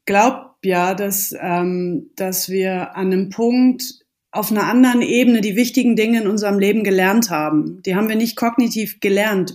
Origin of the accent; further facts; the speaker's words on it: Baden-Württemberg, Germany; hier in Baden-Württemberg, wo ich herkomme